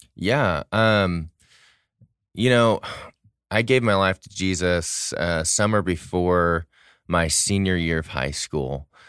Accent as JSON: {"language": "English", "town": "St. Louis", "region": "Missouri", "country": "United States", "tie": "born or raised there", "moved": "yes", "lives_now": "Dallas-Fort Worth, United States", "said": "I grew up in Saint Louis, Missouri"}